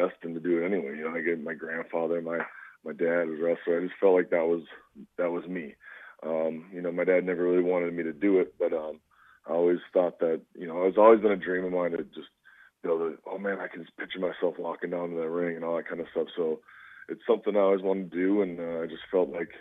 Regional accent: Minnesota, United States; I'm from Minnesota, and unfortunately, I'm a Minnesota Vikings

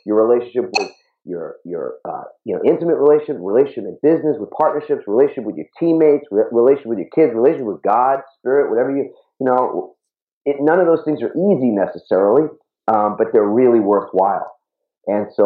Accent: New York City, New York, United States; I grew up in Queens, New York.

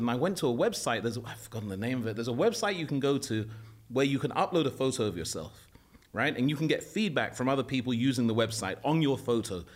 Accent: London, United Kingdom; moved away as an adult; also born or lived in Morocco / Saudi Arabia; I grew up in London. I was born in Paddington, St Mary's Hospital

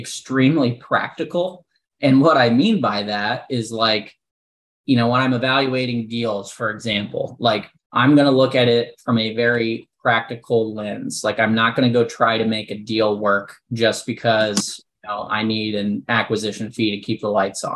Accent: Midwest, United States; moved away as an adult; also born or lived in Central Illinois; now in Nashville, United States; I'm born and raised in the Midwest.

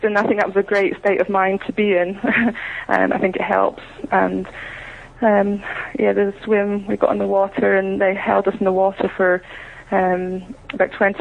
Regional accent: Scotland, United Kingdom; being British

